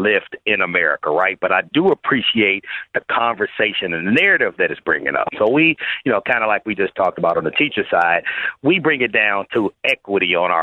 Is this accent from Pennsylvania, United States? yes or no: no; Chicago, Illinois, United States; I've grown up in Chicago. My parents come from the South